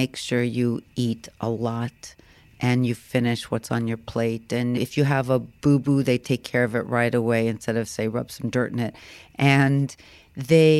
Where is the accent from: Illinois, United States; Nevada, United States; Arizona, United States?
Arizona, United States; Phoenix; I grew up in Phoenix, Arizona